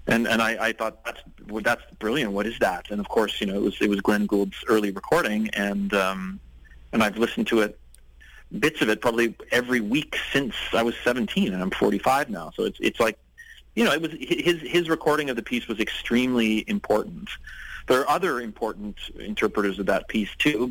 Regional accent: Ottawa, Ontario, Canada; now in Vancouver, Canada; I'm from Ottawa.

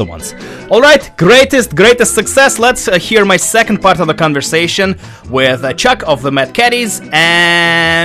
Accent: Russia; now in Vancouver, Canada; I'm originally from Russia

